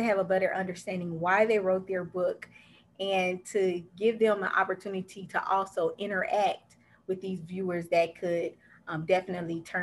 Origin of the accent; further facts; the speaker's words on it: Dayton, Ohio, United States; now in Orlando, United States; I'm actually from Dayton, Ohio, and I currently reside in Orlando, Florida